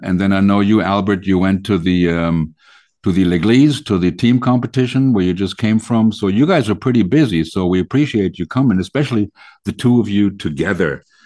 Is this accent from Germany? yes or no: yes; Germany; we're from Germany